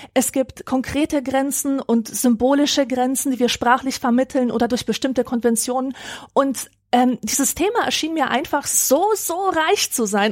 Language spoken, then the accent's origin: German; Upper Silesia, Poland; moved away; Das ist die Region, in der ich aufgewachsen bin